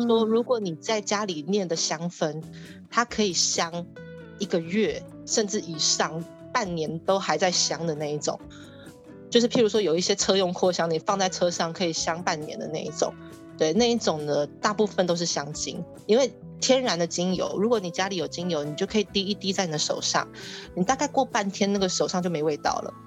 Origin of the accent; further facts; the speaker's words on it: Taiwan; 我们台湾人